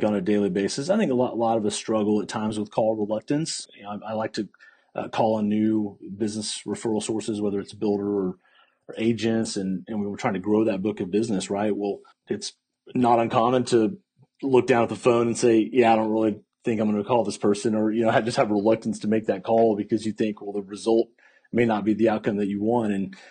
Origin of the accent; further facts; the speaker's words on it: Fort Worth, Texas, United States; now in Austin, United States; Yes, so I grew up in Fort Worth, Texas, and live in Austin now, so just up the road, and moved.